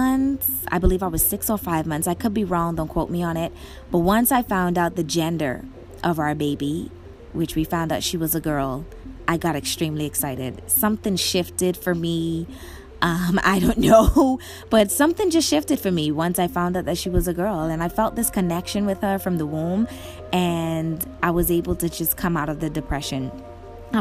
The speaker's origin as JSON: {"language": "English", "country": "Bahamas", "said": "I'm from the Bahamas"}